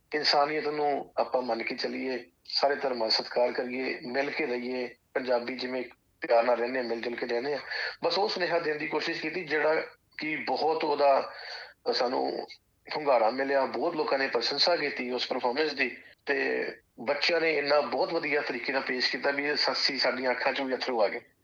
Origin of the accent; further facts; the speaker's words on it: Jalandhar, Punjab, India; moved away as an adult; also born or lived in Sydney, Australia; now in Australia; ਮੈਂ ਭਾਜੀ ਪਿੱਛੋਂ ਜਲੰਧਰ ਸ਼ਹਿਰ ਤੋਂ ਬਿਲੋਂਗ ਕਰਦਾ